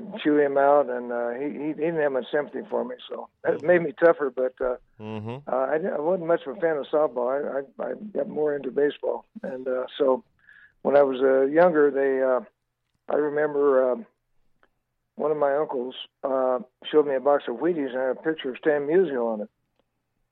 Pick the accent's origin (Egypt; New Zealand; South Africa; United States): United States; Delano, California; also born or lived in Bakersfield; I was raised in Delano until I was in the eighth grade